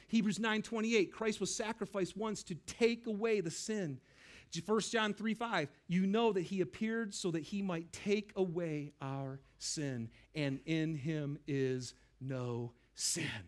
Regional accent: Lapeer, Michigan, United States; I grew up in Lapeer, Michigan

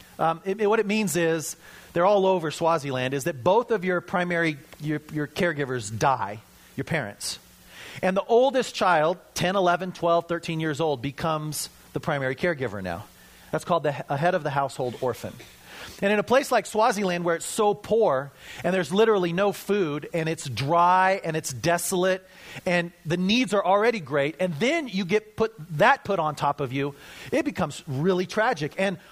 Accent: Colorado, United States; I'm from Colorado, so we've got, you know, the Tree Hugger Bible there.

